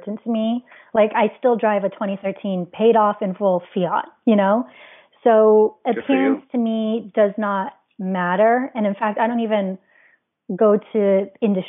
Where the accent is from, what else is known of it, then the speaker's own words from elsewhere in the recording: Hawaii, United States; being born and raised in Hawaii